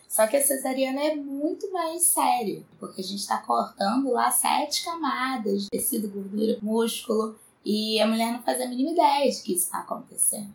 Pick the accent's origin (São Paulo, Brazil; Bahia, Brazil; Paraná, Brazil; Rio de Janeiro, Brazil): Rio de Janeiro, Brazil; São Gonçalo; eu nasci em São Gonçalo, cresci como uma menina de bairro pobre mesmo